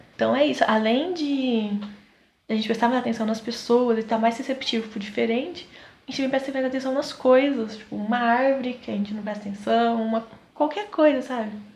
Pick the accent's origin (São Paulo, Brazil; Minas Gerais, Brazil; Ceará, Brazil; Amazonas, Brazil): São Paulo, Brazil; Southeast; nós somos do Sudeste, São Paulo